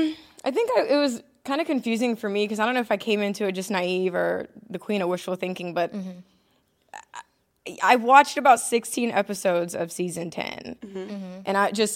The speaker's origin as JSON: {"language": "English", "region": "Mississippi", "country": "United States", "tie": "born or raised there", "also_born_or_lived": "Ohio", "moved": "yes", "lives_now": "North Carolina, United States", "said": "Ohio. I lived there until about 9 years old. Mm-hmm. And then I moved to Mississippi. And I was raised with my grandparents there. Yeah. So, yeah, I claim Mississippi. I'm a Mississippi girl. That's where I grew"}